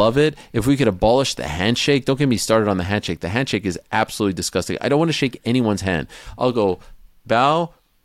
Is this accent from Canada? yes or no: yes; Montreal, Quebec, Canada; We're from Montreal